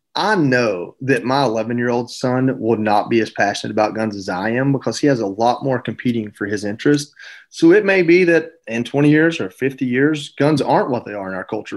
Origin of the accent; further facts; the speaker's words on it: Georgia, United States; I grew up in Georgia